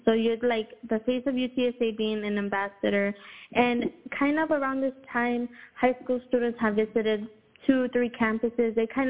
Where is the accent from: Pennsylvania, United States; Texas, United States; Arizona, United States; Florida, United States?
Texas, United States; Houston; Houston, man, I love my city.